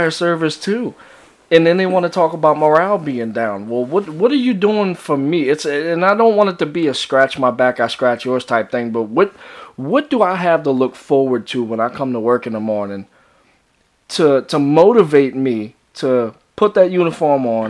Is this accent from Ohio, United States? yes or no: no; Jefferson Parish, Louisiana, United States; we're both from Jefferson Parish